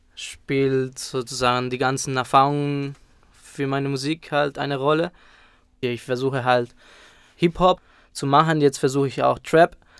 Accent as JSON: {"language": "German", "country": "Spain", "tie": "born or raised there", "moved": "yes", "said": "Ich bin dort aufgewachsen"}